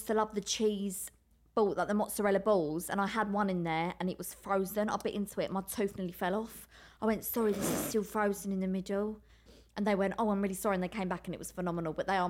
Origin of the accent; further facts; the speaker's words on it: Maidstone, South East England, United Kingdom; now in London, United Kingdom; I'm from Maidstone originally, Maidstone, Kent.